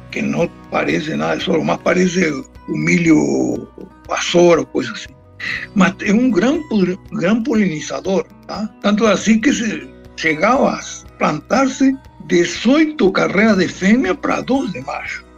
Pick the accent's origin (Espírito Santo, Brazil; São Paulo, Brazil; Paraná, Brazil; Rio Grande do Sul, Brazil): Rio Grande do Sul, Brazil; Chuí; also born or lived in Montevideo, Uruguay / Treinta y Tres, Uruguay; eu sou uruguaio. Eu sou uruguaio porque por questões de metros, porque é, eu sou natural do Chuí.